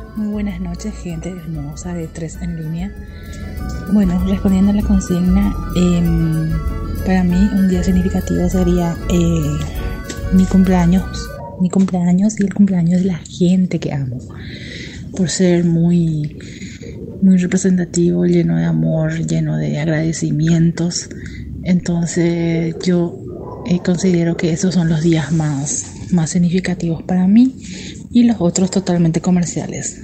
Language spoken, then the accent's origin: Spanish; Paraguay; Soy de Paraguay. Les envío un fuerte abrazo desde aquí, nuestra hermosa tierra guaraní